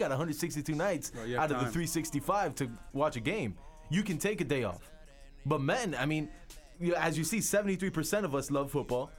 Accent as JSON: {"language": "English", "region": "South Florida", "country": "United States", "said": "we're from South Florida"}